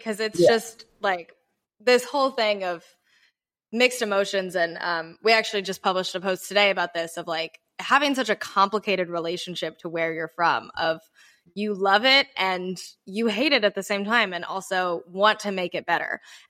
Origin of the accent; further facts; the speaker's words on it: Charleston, South Carolina, United States; moved away as an adult; now in New York, United States; Charleston is right up there, which is where I spent most of my teenage life.